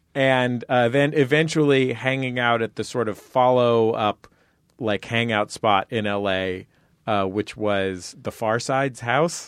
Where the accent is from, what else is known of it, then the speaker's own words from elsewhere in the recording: San Francisco, California, United States; I grew up in San Francisco